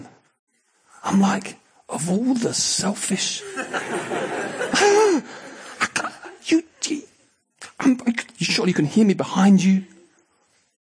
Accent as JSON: {"language": "English", "region": "England", "country": "United Kingdom", "said": "we would say we are culturally English"}